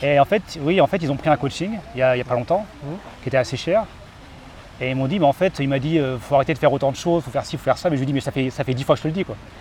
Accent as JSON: {"language": "French", "town": "Caen", "region": "Normandy", "country": "France", "tie": "born or raised there", "also_born_or_lived": "Japan", "moved": "yes", "said": "je suis originaire de Normandie, Caen"}